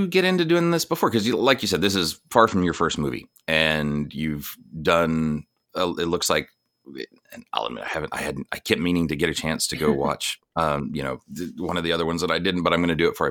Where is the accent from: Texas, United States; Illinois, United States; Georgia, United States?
Texas, United States; I grew up in Texas